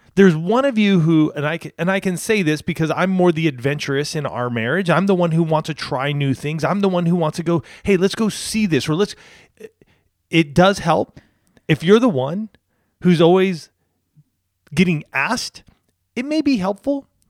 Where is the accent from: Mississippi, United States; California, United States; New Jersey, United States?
California, United States; Banning; moved away as an adult; also born or lived in Spokane, Washington / San Diego / Orange County; we were living in Banning, which is where I grew up with my folks.